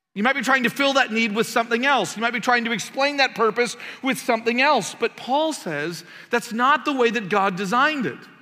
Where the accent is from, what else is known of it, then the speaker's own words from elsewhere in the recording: Canada; moved away; I'm Canadian